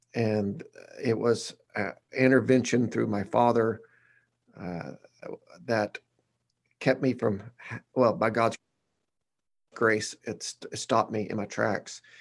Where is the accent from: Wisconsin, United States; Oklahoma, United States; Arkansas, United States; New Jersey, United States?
Arkansas, United States; Batesville; now in Conway, United States; I'm from Batesville, Arkansas, that's, uh, in the middle of nowhere